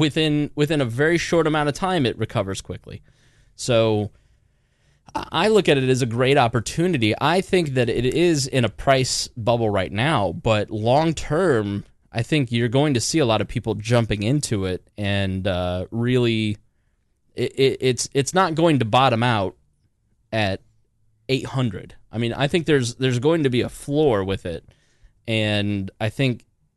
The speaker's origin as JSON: {"language": "English", "region": "Indiana", "country": "United States", "said": "We're from Indiana."}